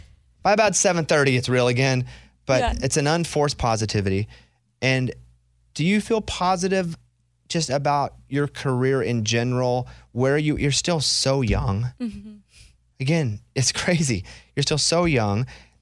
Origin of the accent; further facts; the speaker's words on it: Arkansas, United States; I'm from Arkansas.